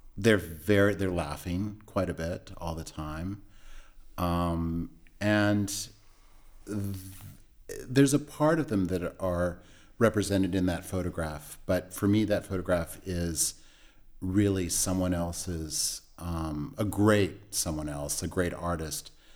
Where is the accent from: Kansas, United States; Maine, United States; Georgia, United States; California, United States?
California, United States; now in New York, United States; I grew up in California